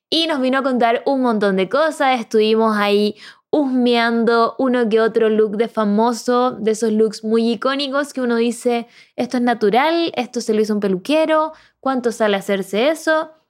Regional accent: Córdoba, Argentina; Yo soy de Córdoba y les doy la bienvenida a este podcast

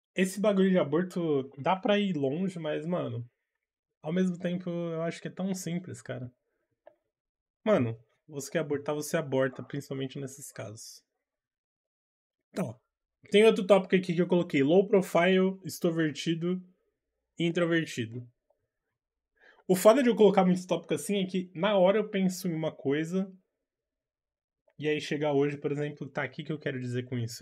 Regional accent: São Paulo, Brazil; eu sou daqui de São Paulo

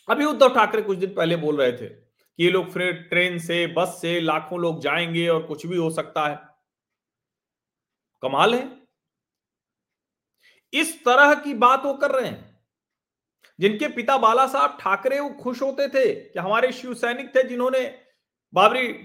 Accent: Prayagraj, Uttar Pradesh, India; मैं तो उसी शहर से आता हूं सिंघल जी के अशोक सिंघल जी के शहर से अशोक सिंघल जी ने तो प्रयागराज में जो उनका घर है वही दे दिया

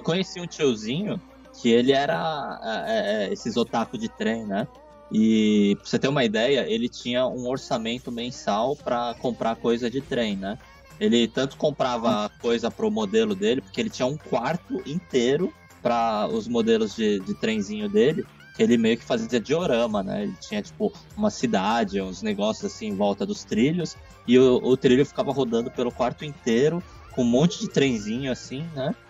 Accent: Brazil; moved away as an adult; now in Japan; quando eu saí do Brasil e vim pro Japão a primeira vez, eu tava com 18 anos

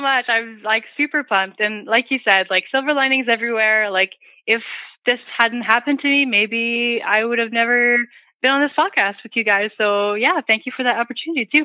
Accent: Hearst, Ontario, Canada; moved away; I'm from Northern Ontario. I'm from Hearst.

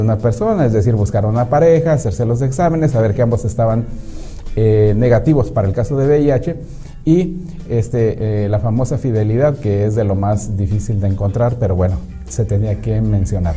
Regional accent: Mexicali, Baja California, Mexico; also born or lived in Ensenada; now in Tijuana, Mexico; yo crecí en Mexicali, y después estuve un, tiempo en Ensenada, pero ya vivía en, aquí en Tijuana

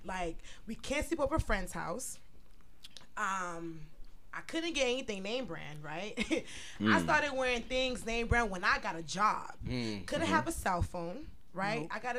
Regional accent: Chicago, Illinois, United States; I was from north side of Chicago, and my cousins were from south side.

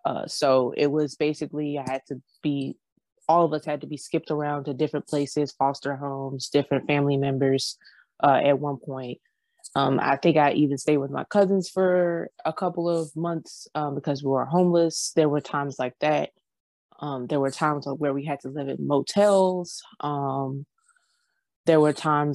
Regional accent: Georgia, United States; I'm from Georgia.

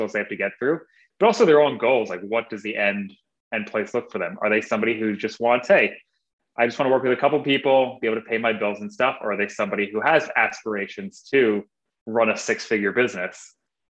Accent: Northern New Jersey, United States; moved away as an adult; now in Portland, United States; I was born and raised in Northern New Jersey, 5 minutes from Manhattan, New York

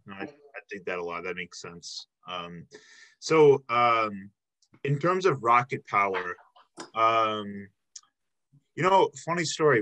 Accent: Chicago, Illinois, United States; moved away as an adult; also born or lived in Milwaukee; I'm actually originally from the Chicago area.

